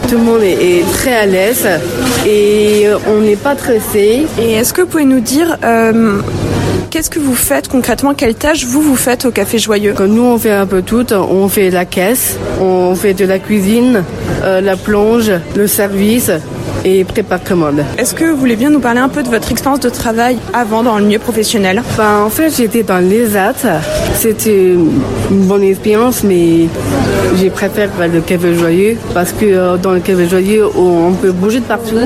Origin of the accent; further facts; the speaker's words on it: England, United Kingdom; now in Lyon, France; comme je suis anglaise, je parle anglais